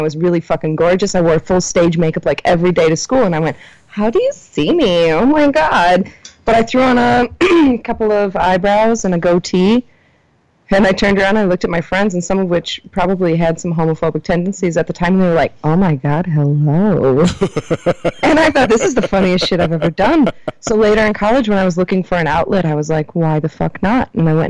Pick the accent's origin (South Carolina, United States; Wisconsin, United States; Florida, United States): Wisconsin, United States; Mondovi; also born or lived in Milwaukee; that was my hometown. Really cool, Mondovi had nothing.